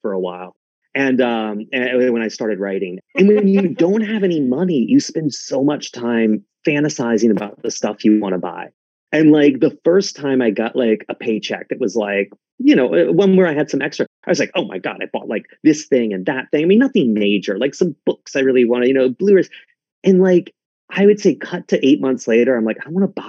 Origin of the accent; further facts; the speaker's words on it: South Carolina, United States; I grew up in South Carolina